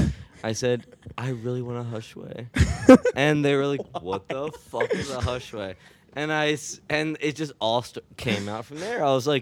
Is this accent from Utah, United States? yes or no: no; Rodgers Forge, Maryland, United States; When I lived at home, so Eric and I grew up in Rogers Forge, there was a Royal Farms very close to our house.